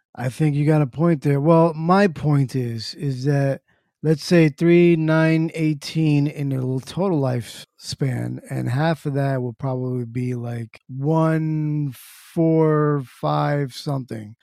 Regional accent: New Jersey, United States; Born and raised in Jersey.

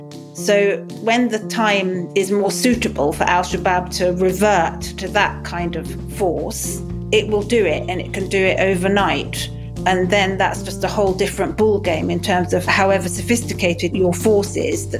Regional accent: Kenya; also born or lived in lots of African countries; I was brought up in Kenya and I've lived in lots of African countries.

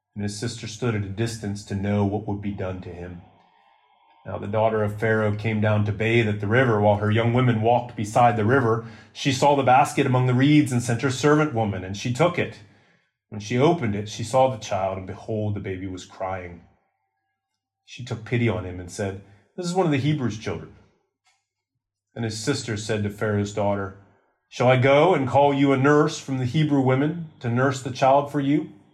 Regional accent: United States; moved away; in my home country

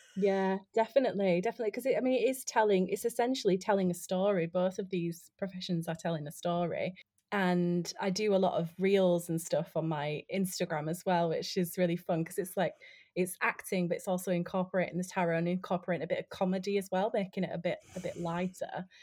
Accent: Yorkshire and the Humber, United Kingdom; moved away as an adult; also born or lived in London; I'm originally from West Yorkshire, um, like the north of England, um, and I moved to London to study acting

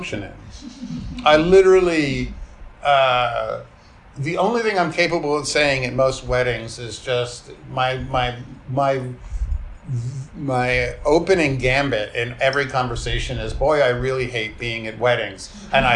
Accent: New York, United States; I grew up in New York in, you know, I was like a teen in the late 1970s

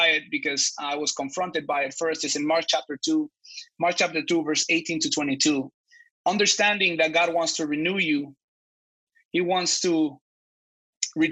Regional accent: Mexico; moved away; I grew up in Mexico

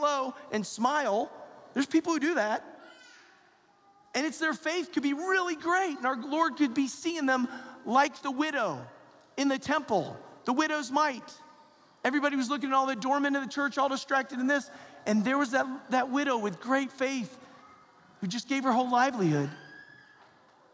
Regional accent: the South, United States; I'm from the South

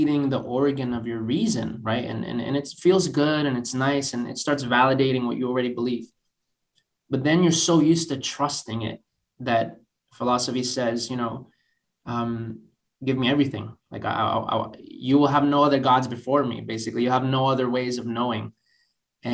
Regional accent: Boston, Massachusetts, United States; moved away as an adult; now in Oxford, United Kingdom; basically born and raised in Boston

